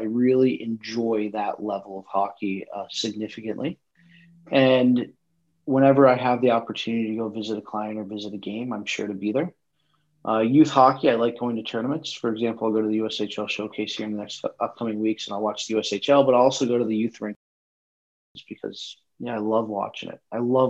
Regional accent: Cleveland, Ohio, United States; I'm also from Cleveland

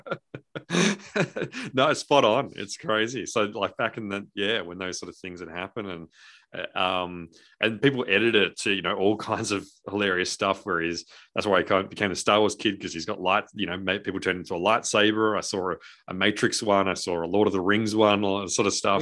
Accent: Australia; we're Australian

